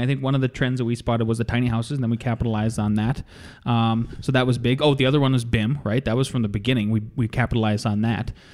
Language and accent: English; North Dakota, United States; moved away as an adult; now in Colorado, United States; growing up in North Dakota and then working in North Dakota